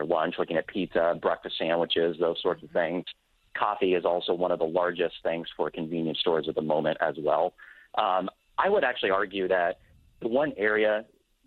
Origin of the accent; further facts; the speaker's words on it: Des Moines, Iowa, United States; my hometown of Des Moines, Iowa